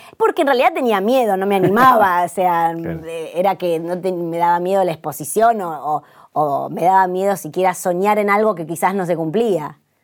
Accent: Buenos Aires, Argentina; yo soy recheta, soy de Belgrano, claro, soy recheta

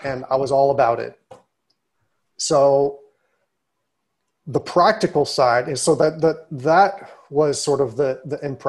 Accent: Pittsburgh, Pennsylvania, United States; also born or lived in Rochester / New Haven; because I grew up in Pittsburgh.

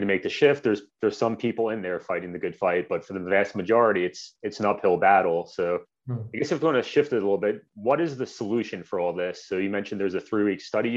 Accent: United States; I grew up outside of New York City

